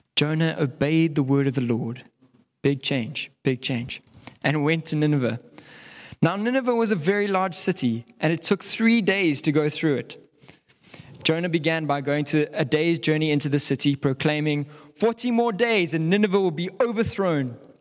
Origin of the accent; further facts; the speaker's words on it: South Africa; as South African